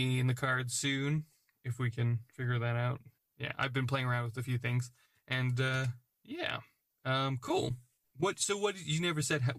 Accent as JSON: {"language": "English", "country": "United States", "moved": "yes", "lives_now": "United Kingdom", "said": "I'm American but, in an English culture."}